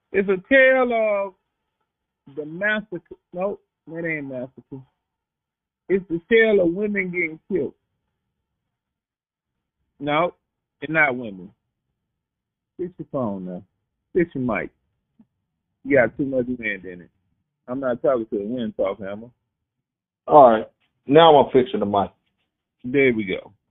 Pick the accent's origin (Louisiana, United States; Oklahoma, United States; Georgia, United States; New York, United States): Oklahoma, United States; born or raised there